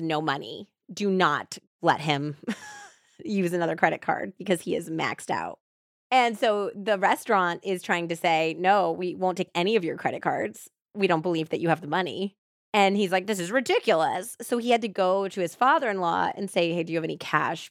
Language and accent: English; Saratoga Springs, New York, United States; where I grew up was near the Saratoga racetrack